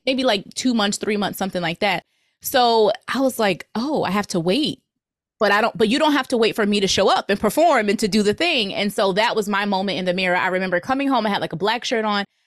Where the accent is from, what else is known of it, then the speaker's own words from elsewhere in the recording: New Jersey, United States; moved away; also born or lived in Virginia; I'm from New Jersey